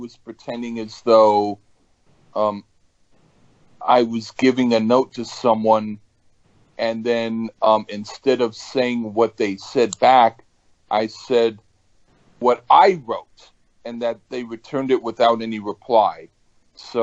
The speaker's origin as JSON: {"language": "English", "region": "California", "country": "United States", "moved": "yes", "lives_now": "New York, United States", "said": "I'm from California."}